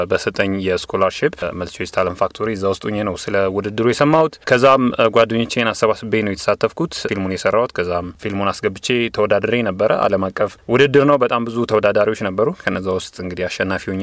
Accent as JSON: {"language": "Amharic", "country": "Ethiopia", "also_born_or_lived": "Kenya", "moved": "as an adult", "said": "የመጀመሪያው የምስራቅ አፍሪ አፍሪካዊና ኢትዮጵያዊ ነኝ ይህንን ነገር በማሸነፍ"}